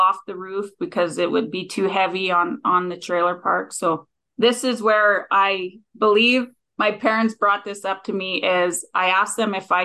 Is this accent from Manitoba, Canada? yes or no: yes; Gillam, Manitoba, Canada; I grew up north in Gila, Manitoba